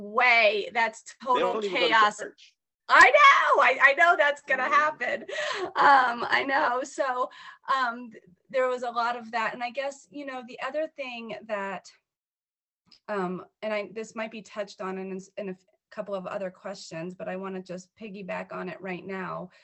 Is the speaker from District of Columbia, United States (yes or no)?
yes; Washington, District of Columbia, United States; I'm from the Washington, D.C. metro area. I was born and raised.